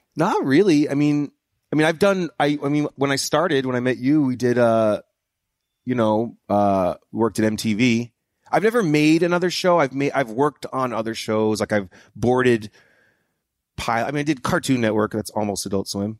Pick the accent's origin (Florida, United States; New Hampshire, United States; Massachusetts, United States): New Hampshire, United States; moved away; I'm from New Hampshire